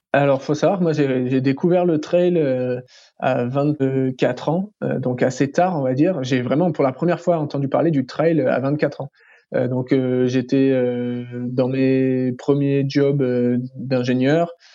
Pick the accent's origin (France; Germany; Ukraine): France; je suis français